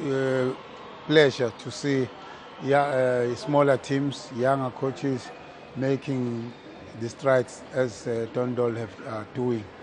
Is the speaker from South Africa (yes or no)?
yes; South Africa; We have very special skills, South Africans. It's a Southern African thing. I'm talking as a South African.